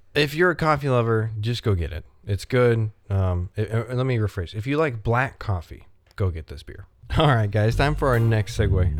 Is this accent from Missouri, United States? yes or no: yes; Missouri, United States; also born or lived in Germany; I'm from Missouri. I grew up there outside of being born in, in Germany.